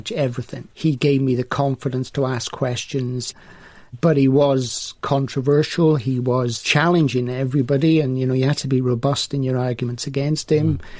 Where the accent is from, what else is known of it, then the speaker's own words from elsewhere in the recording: Welshpool, Wales, United Kingdom; also born or lived in Swansea; my hometown and village of Welshpool.